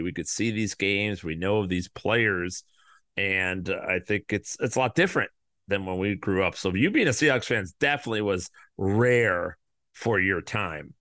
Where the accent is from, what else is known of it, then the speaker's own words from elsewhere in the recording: Chicago, Illinois, United States; I'm from the South Side